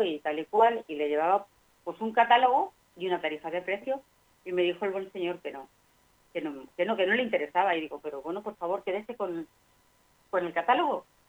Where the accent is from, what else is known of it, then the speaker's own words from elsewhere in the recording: Extremadura, Spain; moved away; antes en el pueblo en Extremadura